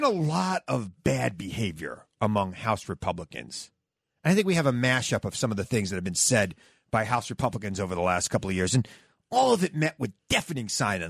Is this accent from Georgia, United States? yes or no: no; Centereach, New York, United States; also born or lived in Ronkonkoma, New York; Centereach and Ronkonkoma are the two places I grew up.